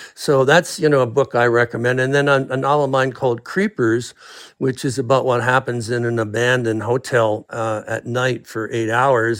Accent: Canada; now in United States; I was raised in Canada

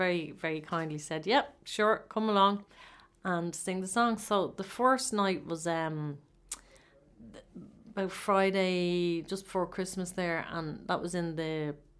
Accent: Ireland; that's what we do as Irish people, isn't it?

